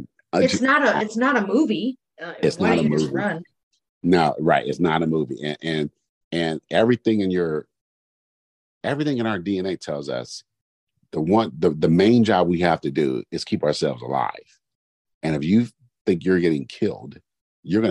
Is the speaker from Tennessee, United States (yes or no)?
no; Oakland, California, United States; when I grew up in East Oakland